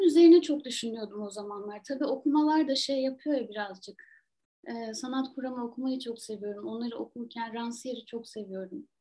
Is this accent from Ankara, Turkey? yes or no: no; Trabzon, Turkey; moved away; Trabzon benim hani doğup büyüdüğüm şehir